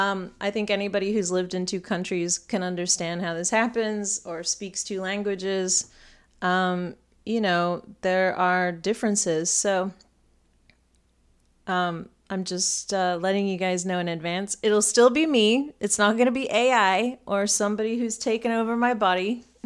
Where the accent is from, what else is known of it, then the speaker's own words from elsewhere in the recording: United States; I'm still American right now. I'm going to do it as I normally would here in America.